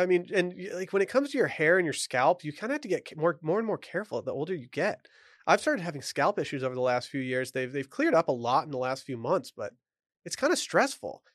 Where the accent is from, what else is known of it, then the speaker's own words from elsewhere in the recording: Michigan, United States; growing up in Michigan